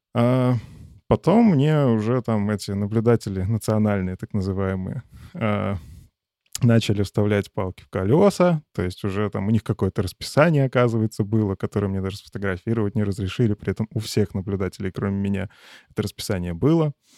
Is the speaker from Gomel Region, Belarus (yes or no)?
no; Chashniki, Vitebsk Region, Belarus; now in Minsk, Belarus; Я сейчас живу в Минске, но по факту прописан там у себя на родине малый город Чашники